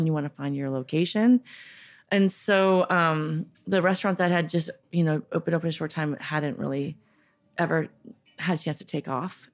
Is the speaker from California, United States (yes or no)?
yes; Northern California, United States; also born or lived in San Francisco; I was born in San Francisco, bor-, uh, grew up in Northern California